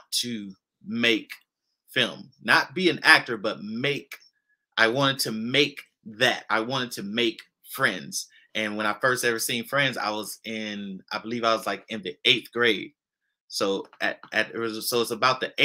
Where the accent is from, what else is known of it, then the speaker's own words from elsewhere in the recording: Los Angeles, California, United States; I come from South Central LA. I grew up in Inglewood, Compton, Watts